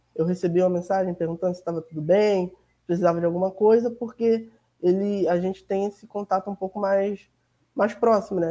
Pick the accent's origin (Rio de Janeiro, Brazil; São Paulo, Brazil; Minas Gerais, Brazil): Rio de Janeiro, Brazil; sou do Rio de Janeiro, moro em Milópolis, na Baixada Fluminense